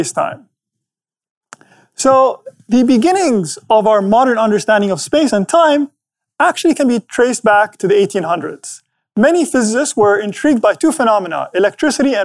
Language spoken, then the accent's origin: English; Abu Dhabi, United Arab Emirates; my hometown